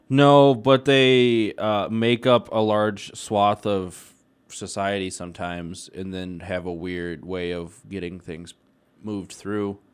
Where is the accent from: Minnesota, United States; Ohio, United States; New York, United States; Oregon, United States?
Minnesota, United States; Pine City; I'm like from Pine City